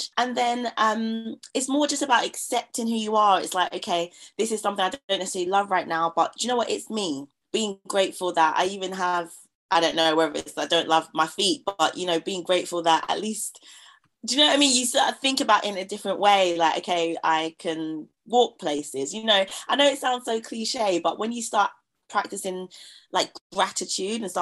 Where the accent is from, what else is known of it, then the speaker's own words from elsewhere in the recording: London, United Kingdom; Growing up in East London